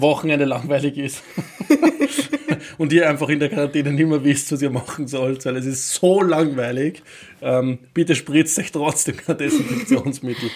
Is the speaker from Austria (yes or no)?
yes; Vöcklabruck, Upper Austria, Austria; mit zwölf Jahren den Fanclub des FC Vöcklerbrucks, meine Heimatstadt, gegründet.